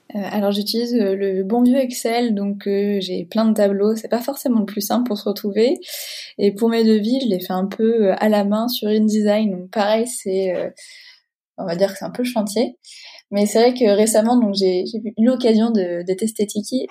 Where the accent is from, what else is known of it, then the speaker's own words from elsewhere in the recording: Deux-Sèvres, Nouvelle-Aquitaine, France; à l'origine, je viens des Deux-Sèvres